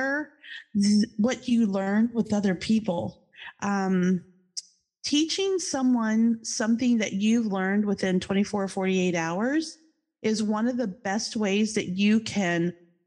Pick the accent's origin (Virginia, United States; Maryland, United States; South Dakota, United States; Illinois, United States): Virginia, United States; Charlottesville; moved away as an adult; also born or lived in New Jersey; now in Florida, United States; my hometown is Charlottesville, Virginia